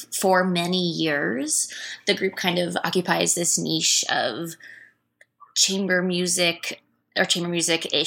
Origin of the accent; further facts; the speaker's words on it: Philadelphia, Pennsylvania, United States; moved away; I grew up in Philly